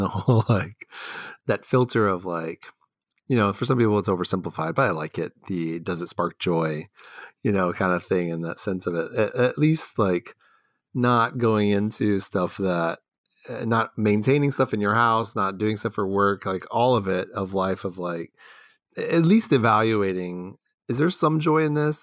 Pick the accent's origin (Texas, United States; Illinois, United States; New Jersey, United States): Texas, United States; moved away as an adult; also born or lived in Los Angeles / Argentina; now in Ohio, United States; I grew up in Houston and Dallas